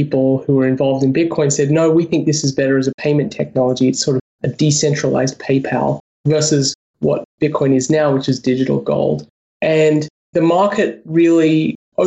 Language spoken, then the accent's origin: English; Australia; also born or lived in United States; I'm Australian. I have a bank account in Australia